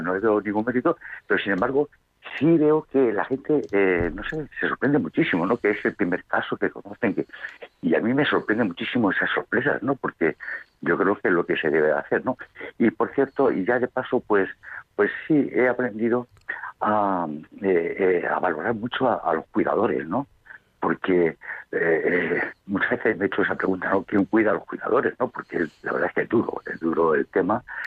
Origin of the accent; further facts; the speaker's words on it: Madrid, Community of Madrid, Spain; also born or lived in Jaén; mi ciudad natal de Madrid